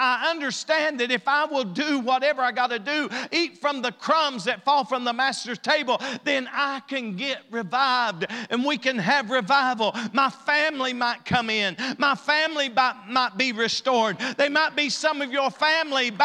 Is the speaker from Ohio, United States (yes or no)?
no; East Kentucky, United States; we're as far east as you can get without being in West Virginia or Virginia.